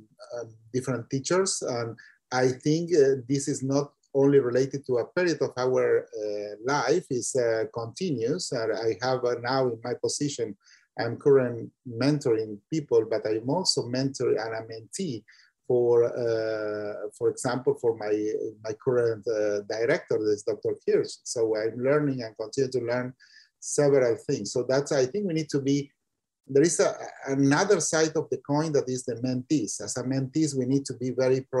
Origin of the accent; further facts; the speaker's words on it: Argentina; English is a second language; also born or lived in Italy / Spain / Belgium / Maryland; now in New York, United States; I was born in Argentina. I was educated in Italy.